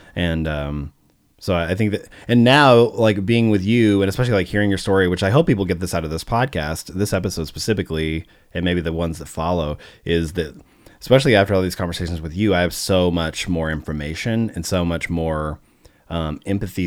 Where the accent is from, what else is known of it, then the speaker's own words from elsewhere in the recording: Arkansas, United States; moved away; also born or lived in St. Louis, Missouri / Oklahoma; I grew up in Arkansas